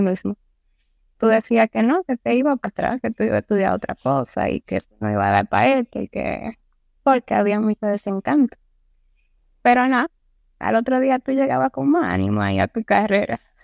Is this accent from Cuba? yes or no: no; Santiago de los Caballeros, Santiago, Dominican Republic